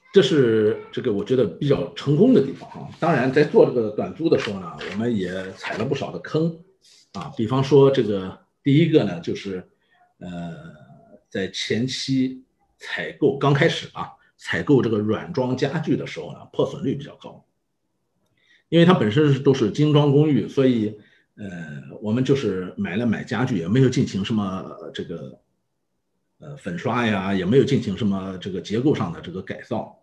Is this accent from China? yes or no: yes; Yantai, Shandong, China; moved away as an adult; also born or lived in Japan; 我来自，呃，山东烟台。那么在此之前呢，我一直是，呃，在做日本的业务